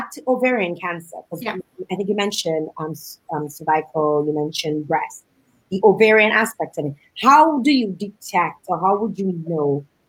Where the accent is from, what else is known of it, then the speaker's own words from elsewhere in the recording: Canada; I'm Canadian and I would know it works in Canada